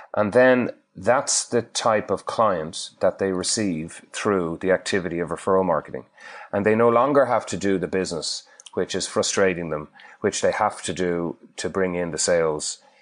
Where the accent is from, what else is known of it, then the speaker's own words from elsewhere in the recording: Ireland; accent: Irish; moved away as an adult; now in Perth, Australia; I'm Irish from my accent